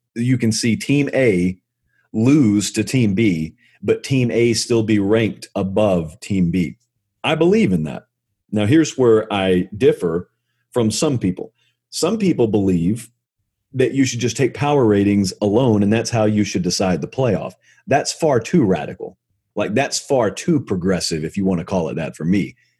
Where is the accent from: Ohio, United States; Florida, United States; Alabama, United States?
Alabama, United States; near Auburn; I grew up near Auburn